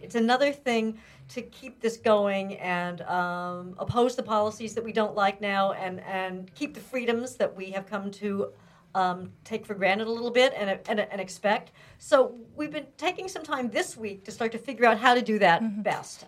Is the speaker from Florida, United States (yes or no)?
no; Pennsylvania, United States; moved away; the town I grew up in in Pennsylvania